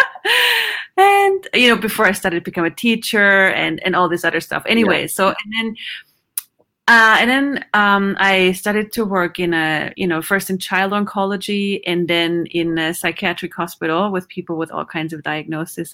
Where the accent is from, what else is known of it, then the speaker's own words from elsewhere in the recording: Vienna, Austria; English is a second language; moved away as an adult; also born or lived in Houston, Texas / Sweden; I grew up in Vienna, Austria.